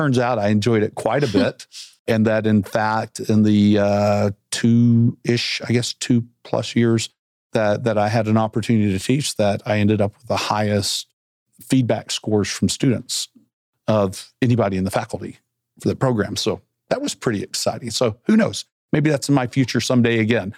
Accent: Arkansas, United States; moved away as an adult; when I grew up in Arkansas

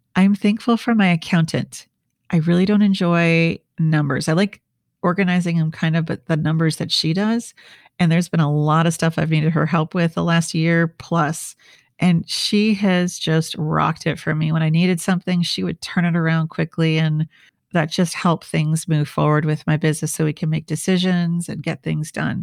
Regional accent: Minnesota, United States; also born or lived in New York / Washington, D.C. / Switzerland; now in San Diego, United States; I'm from the Midwest, I'm from Minnesota

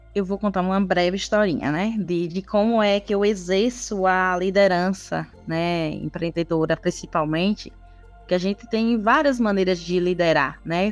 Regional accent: Ribeira do Pombal, Bahia, Brazil; eu sou aqui de Ribeira do Pombal, é o interior da Bahia

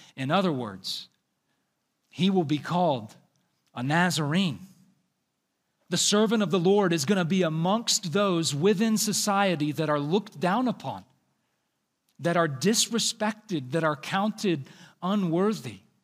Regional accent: the South, United States; I am from the South

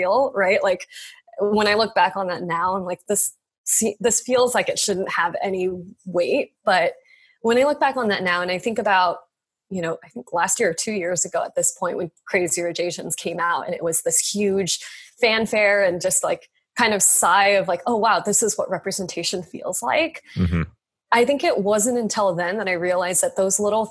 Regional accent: Reno, Nevada, United States; moved away; also born or lived in Salem, Oregon; I'm from Reno, or my childhood is in Reno

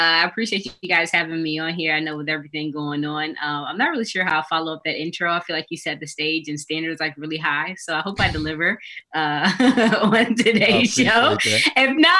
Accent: Atlanta, Georgia, United States; I'm born and raised in Atlanta. Like, I don't know where everybody else went, but I'm like Northside Hospital, like born here, raised here, went to school here. Like, I'm about as Georgia and Atlanta as it comes.

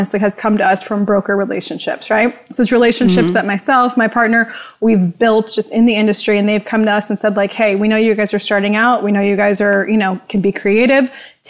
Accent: Orange County, Southern California, United States; I grew up here in Southern California in Orange County

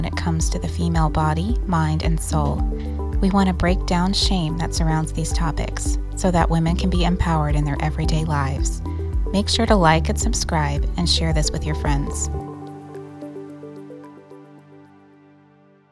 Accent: Louisiana, United States; moved away as an adult; now in Ireland; I grew up in Louisiana, so I'm a Cajun girl

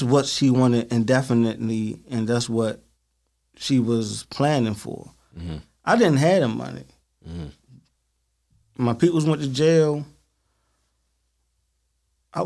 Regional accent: Baltimore, Maryland, United States; growing up in Baltimore City

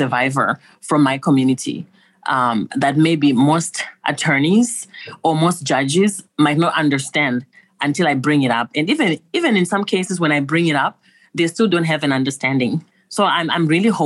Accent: Zimbabwe; moved away; Originally, I'm from Zimbabwe.

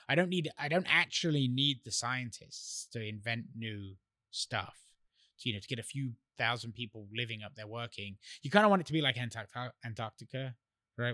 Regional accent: England, United Kingdom; moved away; I grew up in England

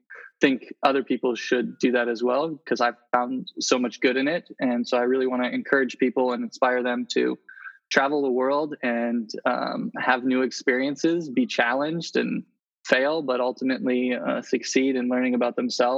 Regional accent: Indonesia; also born or lived in Philippines; I was born in Indonesia and grew up there and in the Philippines.

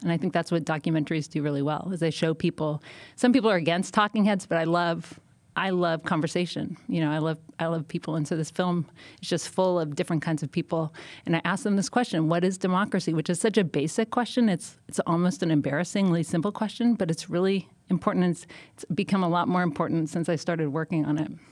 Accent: Canada; now in United States; I'm, I'm Canadian.

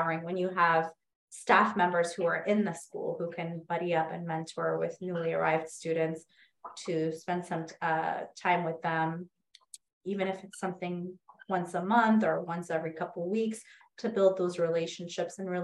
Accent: United States; even though I was born in this country, I was born in the United States

